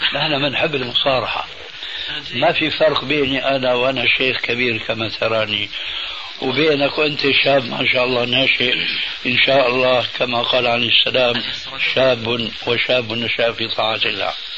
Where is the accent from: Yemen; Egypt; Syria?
Syria; انا باعتباري سوري يعني اخذت عزوة من سوريا